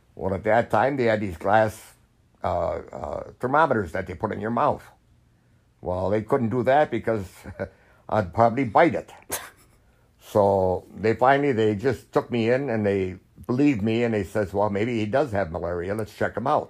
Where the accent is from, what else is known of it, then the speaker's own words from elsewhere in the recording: United States; I was an American